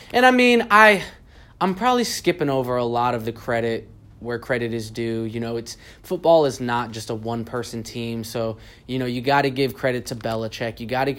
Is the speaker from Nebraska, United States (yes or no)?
no; California, United States; moved away; also born or lived in Texas; I grew up in California, and then I moved to Texas. I moved to Texas in 94.